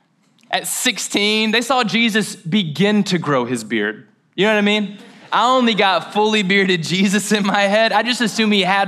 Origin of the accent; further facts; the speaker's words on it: Mayfield, Kentucky, United States; Now, I'm from Mayfield, Kentucky. Shout out. It's a great little small town. We held it down. A lot of hunters, a lot of country music, things that I did not acquire but appreciate. But I love preaching in my hometown.